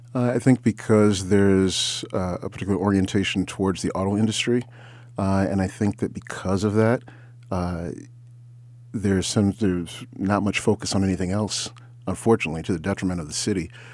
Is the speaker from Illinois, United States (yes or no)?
no; Ann Arbor, Michigan, United States; moved away as an adult; now in Detroit, United States; originally I'm from Ann Arbor